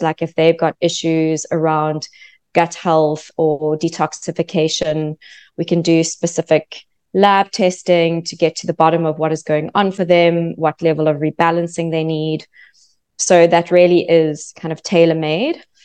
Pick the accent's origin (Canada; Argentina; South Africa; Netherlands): South Africa; moved away as an adult; also born or lived in London; now in Australia; I'm actually from South Africa. So from South Africa, moved to London